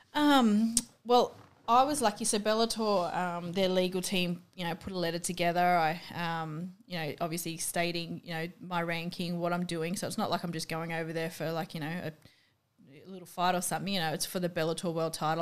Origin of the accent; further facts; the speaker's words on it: Australia; accent: really Aussie; my accent's apparently really Aussie